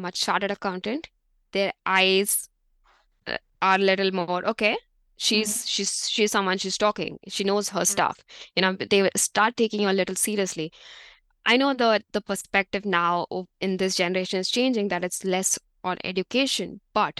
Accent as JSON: {"language": "English", "country": "India", "moved": "as an adult", "lives_now": "New Zealand", "said": "being an Indian"}